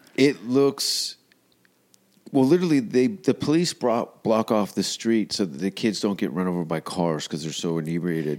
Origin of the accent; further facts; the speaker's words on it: Hamilton, Ontario, Canada; moved away; I'm from Hamilton